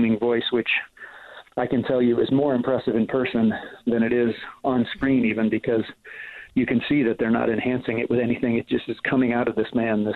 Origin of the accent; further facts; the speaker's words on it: Ohio, United States; moved away; I went to high school in Ohio